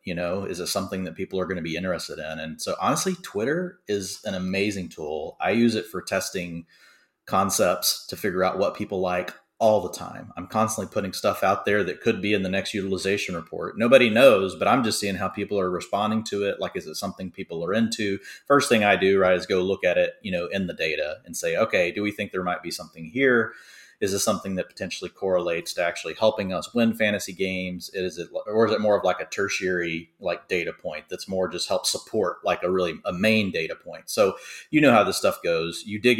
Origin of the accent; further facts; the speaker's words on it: Dallas, Texas, United States; So I'm from Dallas, and the Cowboys were terrible when I first started watching football